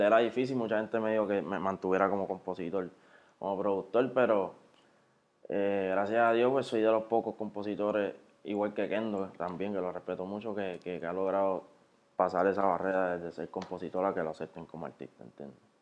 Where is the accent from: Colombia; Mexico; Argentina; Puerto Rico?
Puerto Rico; Carolina; yo soy de ahí de Carolina, de Residencia de San Martín y de la 65